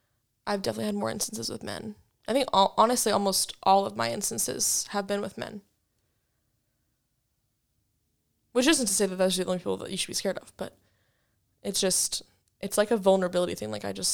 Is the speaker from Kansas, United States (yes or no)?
yes; Wichita, Kansas, United States; Like, especially like growing up in Wichita, I feel like I'm just scared because, like, one, when I was little, BTK was still a thing.